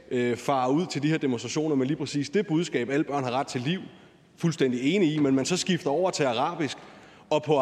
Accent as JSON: {"language": "Danish", "town": "Odense", "region": "Southern Denmark", "country": "Denmark", "said": "Nu er jeg selv fra Odense, og der har været en del demonstrationer også"}